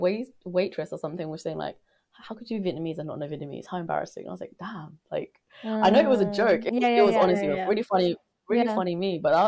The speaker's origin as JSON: {"language": "English", "region": "London", "country": "United Kingdom", "said": "I was like, yeah, we're from London"}